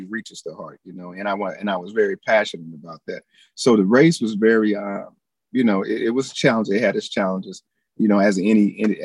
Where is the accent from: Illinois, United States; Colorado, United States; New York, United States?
Illinois, United States; East St. Louis; growing up in East St. Louis, you know, I had my childhood was awesome